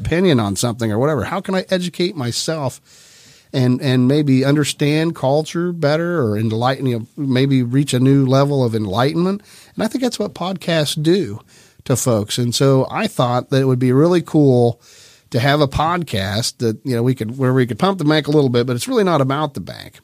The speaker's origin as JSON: {"language": "English", "town": "Grove City", "region": "Ohio", "country": "United States", "tie": "born or raised there", "also_born_or_lived": "Ironton, Ohio", "said": "that's when we moved to town. Um, and, uh, I was one years old. I was born in Ironton, Ohio, and, and came up here"}